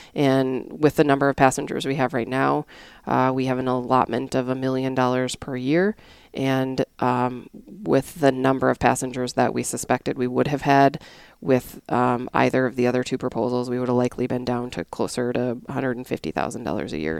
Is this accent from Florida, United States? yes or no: no; North Dakota, United States; moved away as an adult; also born or lived in Connecticut; I am originally from North Dakota